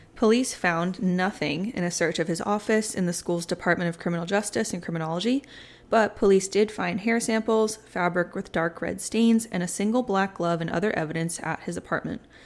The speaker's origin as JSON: {"language": "English", "town": "Plymouth", "region": "Massachusetts", "country": "United States", "tie": "born or raised there", "moved": "as an adult", "lives_now": "Charlotte, United States", "said": "Born and raised until this past July up in Massachusetts. I grew up in Plymouth"}